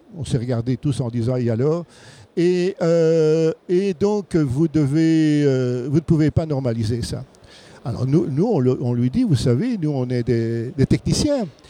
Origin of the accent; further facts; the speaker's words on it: Belgium; chez nous en Belgique